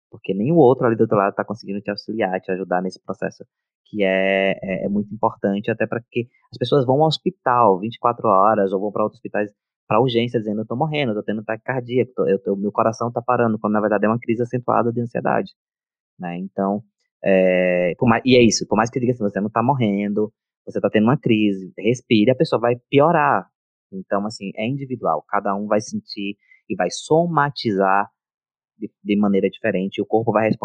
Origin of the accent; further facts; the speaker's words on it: Northeast Region, Brazil; Eu sou nordestino, então a vogal é aberta